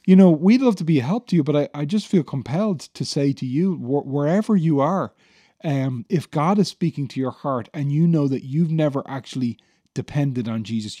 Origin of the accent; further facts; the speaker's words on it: Ireland; many of us as Irish people